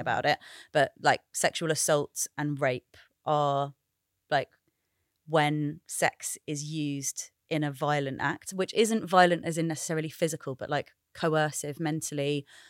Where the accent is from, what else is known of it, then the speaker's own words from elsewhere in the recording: United Kingdom; also born or lived in Sri Lanka; I'm British and Sri Lankan